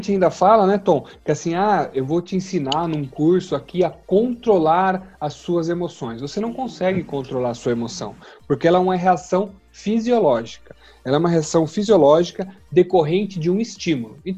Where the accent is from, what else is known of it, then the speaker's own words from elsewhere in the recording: Jundiaí, São Paulo, Brazil; moro aqui em Jundiaí, sou de Jundiaí.